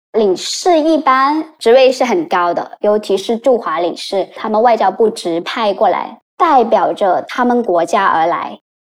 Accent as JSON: {"language": "Chinese", "region": "Guangdong", "country": "China", "said": "我们作为广东人来说，我们没有任何的食物禁忌"}